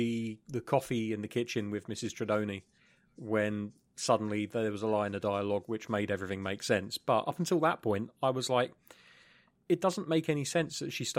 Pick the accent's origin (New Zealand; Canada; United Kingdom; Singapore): United Kingdom; Oh, it is. I love being British sometimes. I can introduce these sayings.